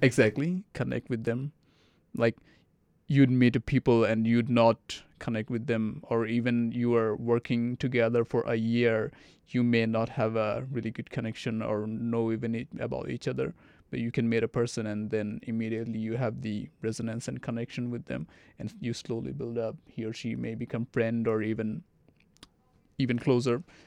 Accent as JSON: {"language": "English", "country": "Saudi Arabia", "tie": "born or raised there", "also_born_or_lived": "Bangladesh", "second_language": "English", "moved": "yes", "lives_now": "Arkansas, United States", "said": "I grew up in Saudi Arabia"}